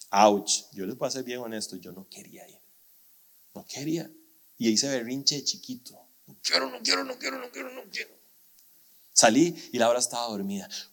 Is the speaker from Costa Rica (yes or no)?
yes; Costa Rica; como ticos sentirnos más orgullosos de ser ticos